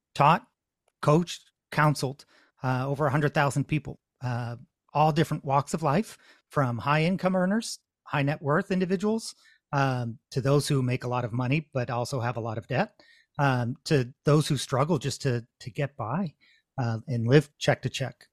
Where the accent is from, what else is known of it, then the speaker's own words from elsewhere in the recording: Connecticut, United States; now in Massachusetts, United States; I'm in Massachusetts, though I grew up in Connecticut